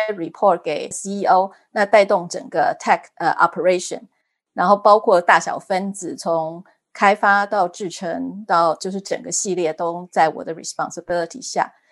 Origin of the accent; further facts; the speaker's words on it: Taiwan; moved away as an adult; also born or lived in Germany; now in United States; 我是土生土长的台湾人，然后我在台湾念了台大医学院